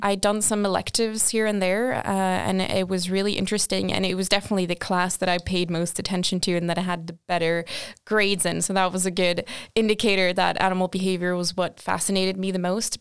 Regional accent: Portugal; moved away as an adult; also born or lived in Australia / Sweden; I'm originally from Portugal. That's where I did my bachelor's.

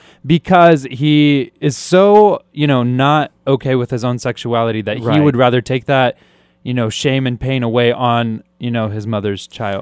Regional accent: Kyrgyzstan; moved away; Kyrgyzstan, which is my home country. That's where I was born.

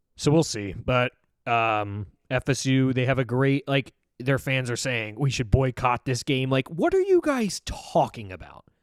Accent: New York City, New York, United States; my hometown of New York City

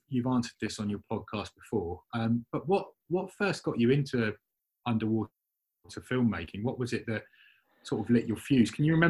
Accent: England, United Kingdom; accent: English; moved away as an adult; now in Cardiff, United Kingdom; I'm living in England. I'm from England with an English accent. You know, I'm learning Welsh, but my Welsh isn't great.

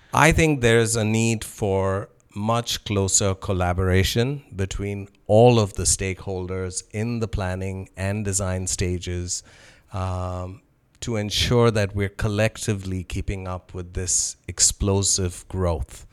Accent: Toronto, Ontario, Canada; learned that I was from Toronto

